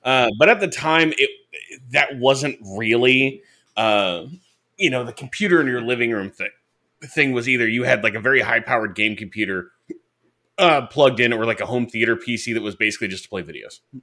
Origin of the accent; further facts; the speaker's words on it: Detroit, Michigan, United States; I grew up in Detroit